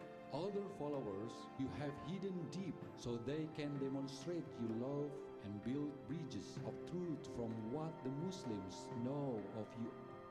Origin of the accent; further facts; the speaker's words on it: Sunda people, West Java, Indonesia; I am from the Sunda people group in Indonesia. I used to be a Muslim, but today I am a follower of Jesus Christ.